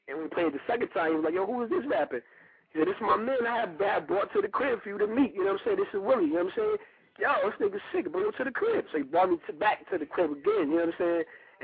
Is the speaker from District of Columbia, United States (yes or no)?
no; Grand Rapids, Michigan, United States; moved away as an adult; also born or lived in New York / Tennessee; now in Atlanta, United States; I'm from Grand Rapids, Gunville, Michigan, the Midwest, west side of Michigan